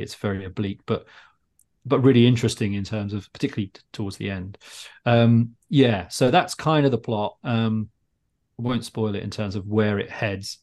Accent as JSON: {"language": "English", "town": "Luton", "region": "East of England", "country": "United Kingdom", "tie": "born or raised there", "said": "I grew up in Luton"}